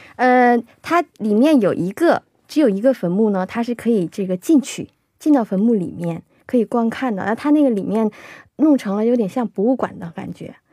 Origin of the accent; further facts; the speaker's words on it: Shenyang, Liaoning, China; 我是沈阳人嘛 过去哦，小的时候我们去这个玩儿的话，一般都是去，呃，沈阳有个，有个叫北陵公园的地方，我们都嗯是去那儿玩儿